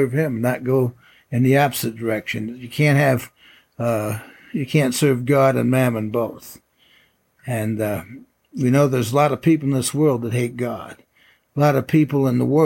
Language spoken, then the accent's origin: English; upstate New York, United States; moved away; when I was in upstate New York and I was running track and I set some school records